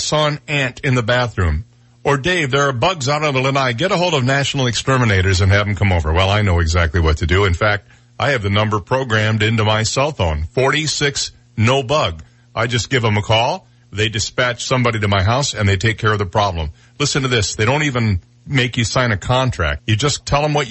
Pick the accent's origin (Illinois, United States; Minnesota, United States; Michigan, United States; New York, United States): Michigan, United States; Flint; now in Naples, United States; I grew up in Flint, Michigan